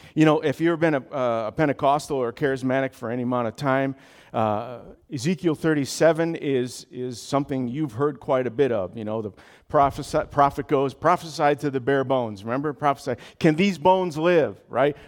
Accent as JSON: {"language": "English", "region": "Connecticut", "country": "United States", "tie": "born or raised there", "said": "I was born and raised in Connecticut"}